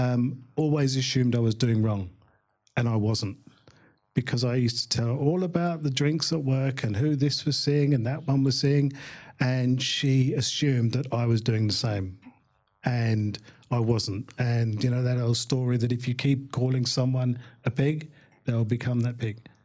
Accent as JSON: {"language": "English", "region": "London", "country": "United Kingdom", "tie": "born or raised there", "moved": "as an adult", "said": "born in Hammersmith, lived in London most of my life"}